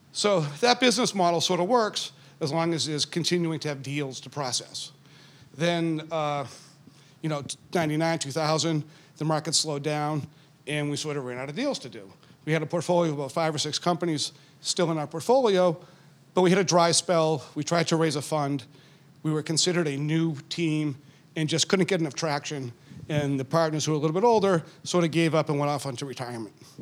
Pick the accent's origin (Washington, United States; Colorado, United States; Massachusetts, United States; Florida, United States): Massachusetts, United States; Needham; I grew up in Needham, and, you know, I was going to stay in Boston